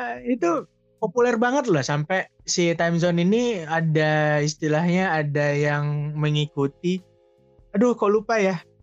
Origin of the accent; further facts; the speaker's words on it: Sumatra, Indonesia; moved away; pas zaman kecil itu tinggalnya di Sumatera